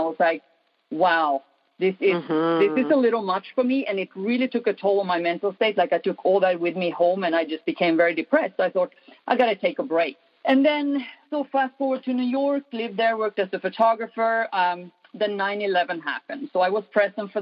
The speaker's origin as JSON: {"language": "English", "country": "Sweden", "tie": "born or raised there", "moved": "yes", "said": "I grew up in Sweden, right by the Arctic Circle. Cold, dark"}